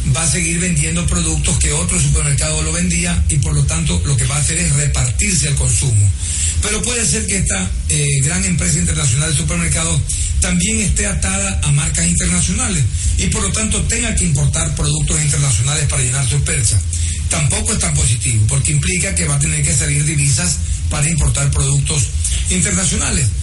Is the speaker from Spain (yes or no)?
no; Ecuador